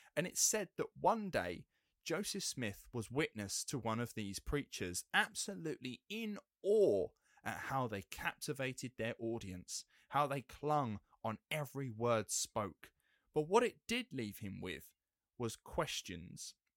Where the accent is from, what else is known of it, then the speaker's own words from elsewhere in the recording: England, United Kingdom; being English